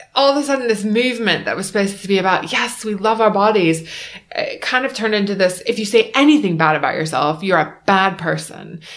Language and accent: English; Beaufort, South Carolina, United States; moved away as an adult; now in United Kingdom; I'm from Beaufort, South Carolina